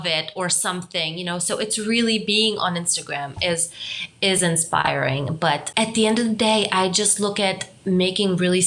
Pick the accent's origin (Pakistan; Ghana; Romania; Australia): Romania; moved away; also born or lived in Germany; My background is I'm from Romania. I also spent some time in Germany